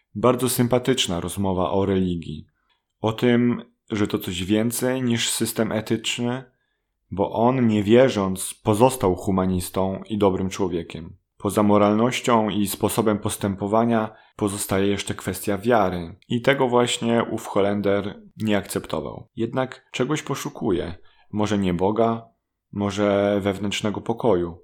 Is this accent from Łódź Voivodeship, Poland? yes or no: yes; Łódź, Łódź Voivodeship, Poland; jestem z Łodzi